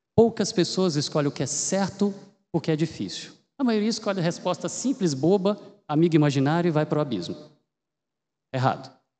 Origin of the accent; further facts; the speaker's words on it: Minas Gerais, Brazil; moved away as an adult; now in Campinas, Brazil; eu sou mineiro